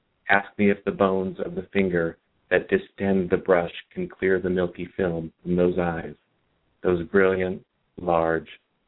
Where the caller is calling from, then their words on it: Santa Ana, California, United States; I'm in Santa Ana.